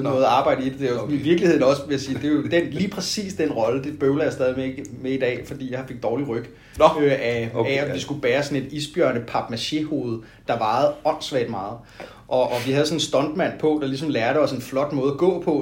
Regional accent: Roskilde, Zealand, Denmark; Altså, jeg har altid synes at, at Roskilde var et, et helt fantastisk sted øh, på, på, på denne jord, og, øh, og, og, og det synes jeg faktisk stadigvæk.

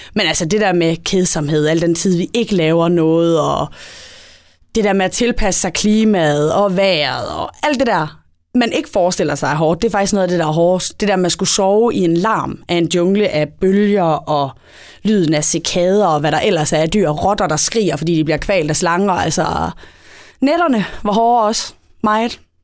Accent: Esbjerg, Southern Denmark, Denmark; Jeg er syvogtyve, og jeg er fra Esbjerg

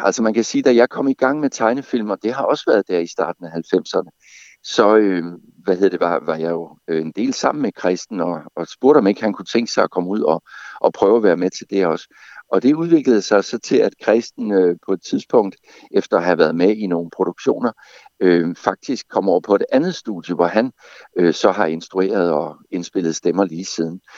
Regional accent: Gråsten, Southern Denmark, Denmark; accent: Sønderjysk (South Jutlandic); moved away; jeg kommer jo oprindeligt fra Gråsten, så jeg kunne tale min form for sønderjysk

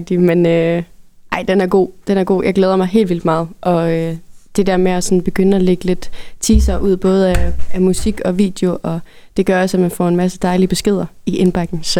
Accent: North Jutland, North Denmark Region, Denmark; also born or lived in Berlin; jeg som nordjyde havde gjort mig så meget

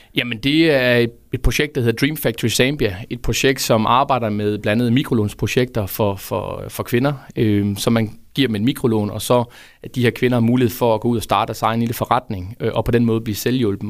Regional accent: Fredericia, Southern Denmark, Denmark; det er en fredsianer, født og opvokset i Fredericia

